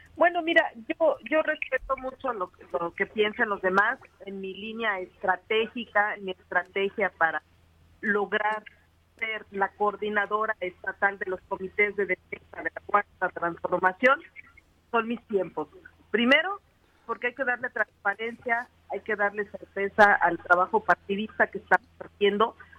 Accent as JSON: {"language": "Spanish", "town": "Cuautla", "region": "Morelos", "country": "Mexico", "tie": "born or raised there", "said": "aquí en Cuautla, en mi tierra, en la región oriente"}